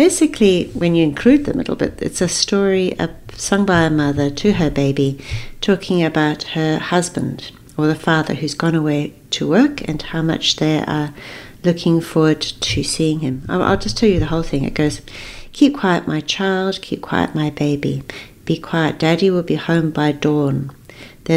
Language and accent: English; Zambia; moved away; I actually grew up in Africa. I was born in Zambia.